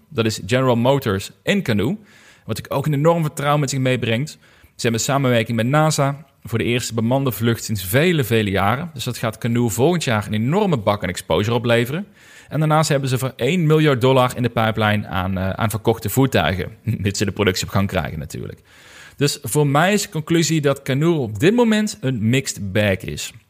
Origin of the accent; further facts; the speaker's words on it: Limburg, Netherlands; bij VDL Netcar, bij ons in Limburg